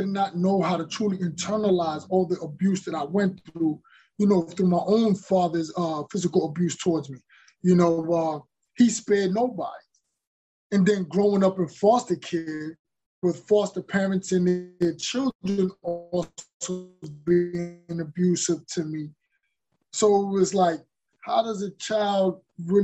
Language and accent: English; New York, United States; growing up in New York and seeing violence in the neighborhood